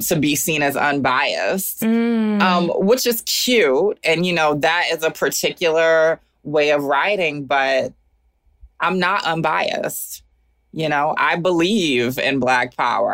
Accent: Augusta, Georgia, United States; moved away as an adult; also born or lived in Atlanta, Georgia / Oakland, California; now in Brooklyn, United States; I am forever from Augusta, Georgia

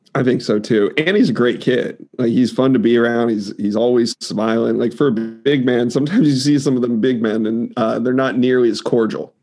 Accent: Florida, United States; I'm from Florida

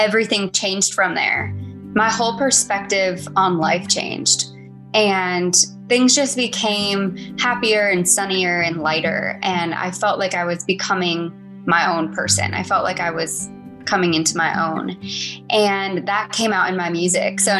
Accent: West Palm Beach, Florida, United States; moved away as an adult; now in Nashville, United States; I moved from my hometown in Florida

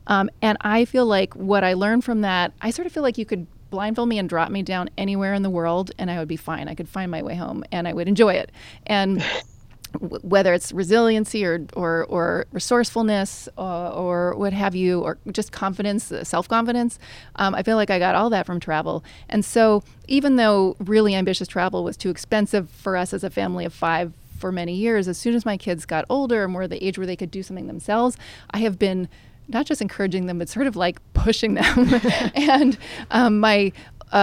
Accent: Manhattan, New York, United States; I grew up with an overriding sense of FOMO because I grew up here in Manhattan, fairly privileged environment

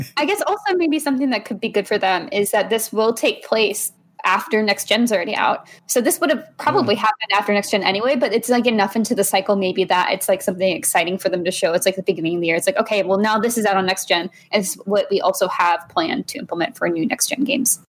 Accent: Texas, United States; I grew up in Texas

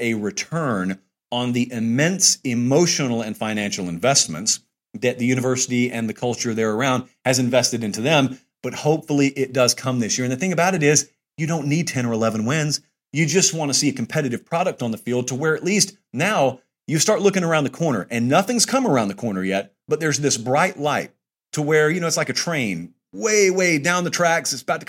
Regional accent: Georgia, United States; now in Nashville, United States; I'm in Nashville. I grew up in Georgia.

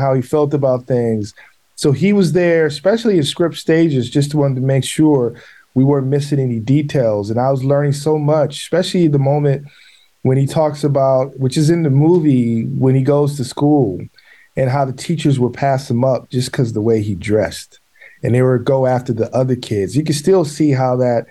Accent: Milwaukee, Wisconsin, United States; I'm from Milwaukee

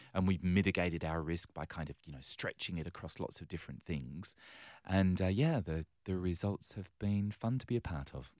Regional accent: London, United Kingdom; now in Western Australia, Australia; I was born and raised on the wrong side of the railway tracks in London town

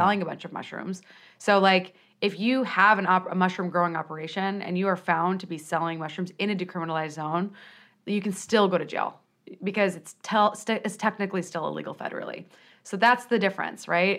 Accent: Peoria, Illinois, United States; I'm from Peoria, Illinois

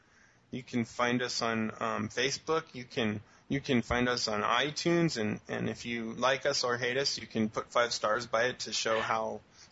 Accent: Brazil; I come from Brazil.

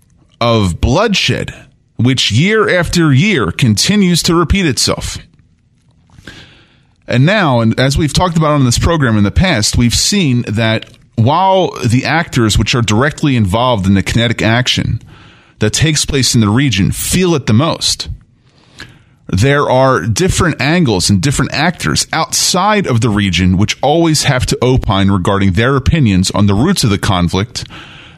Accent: Bucks County, north of Philadelphia, Pennsylvania, United States; moved away as an adult; also born or lived in Israel; the youth group that I grew up with here in Bucks County, north of Philadelphia

